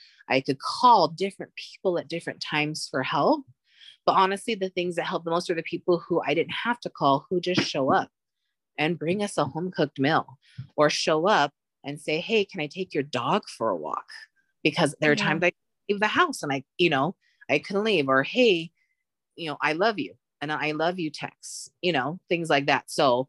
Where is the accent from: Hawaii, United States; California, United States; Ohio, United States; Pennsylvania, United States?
Hawaii, United States; Laie; I grew up, I was born and raised in Laie, Hawaii, where I had people I'd known my whole life around me.